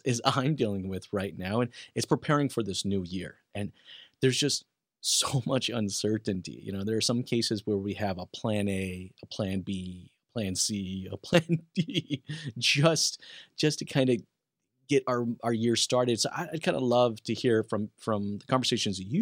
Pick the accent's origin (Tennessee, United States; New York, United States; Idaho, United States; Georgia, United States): Idaho, United States; moved away; I am an Idahoan through and through